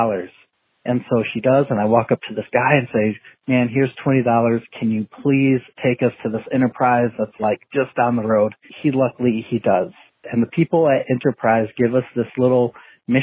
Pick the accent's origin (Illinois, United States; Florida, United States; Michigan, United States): Michigan, United States; West; we are from West Michigan